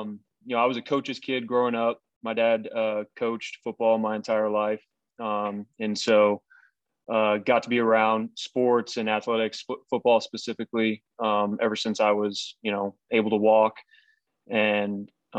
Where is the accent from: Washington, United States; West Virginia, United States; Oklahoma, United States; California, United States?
Oklahoma, United States; Tulsa; also born or lived in Arizona / Texas / Boston, Massachusetts / Buffalo, New York; Yeah, so I was born in Arizona, and then moved to Texas, moved to Boston, Massachusetts, then back to Texas, and then to Buffalo, New York, and then Tulsa, Oklahoma, and then to Louisville, Kentucky, and then back to Tulsa.